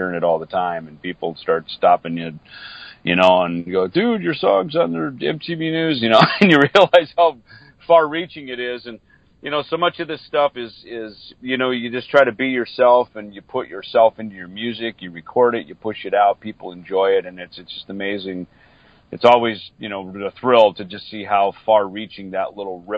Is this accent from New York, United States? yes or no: no; Minnesota, United States; moved away; I grew up in Minnesota, so I grew up in a little, you know, on a farm outside of a small town farming community.